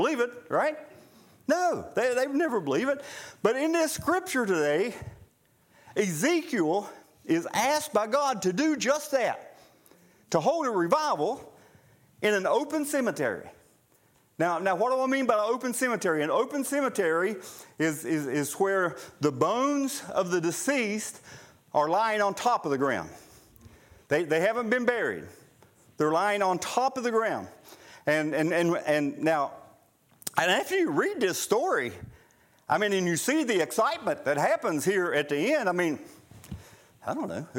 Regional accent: Nellis, West Virginia, United States; Where I grew up in Boone County, just a little ways from where we lived, Armco Steel, many years ago, when Armco Steel had a mine at Nellis

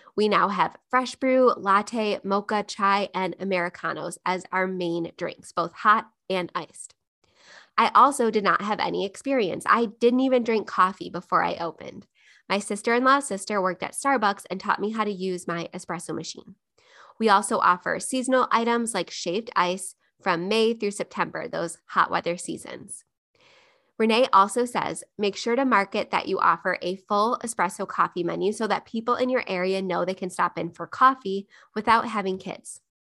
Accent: Buffalo, New York, United States; Buffalo, New York, my hometown

